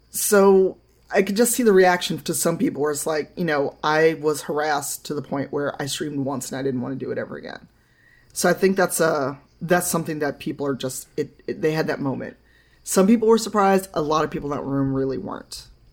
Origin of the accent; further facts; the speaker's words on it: Chicago, Illinois, United States; I grew up in Chicago